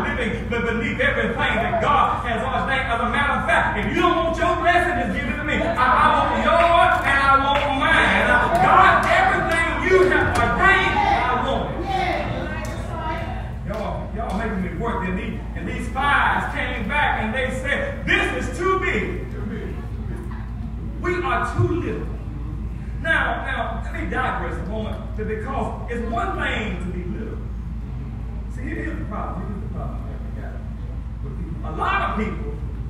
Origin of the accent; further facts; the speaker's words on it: Rocky Hill, United States; accent: country; I'm from Rocky Hill. Yeah, I've been there for 42 years. I've been right there the same spot